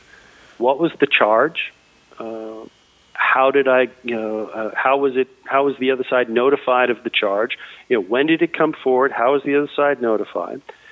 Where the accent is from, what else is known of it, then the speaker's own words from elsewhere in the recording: Boston, Massachusetts, United States; I am from Boston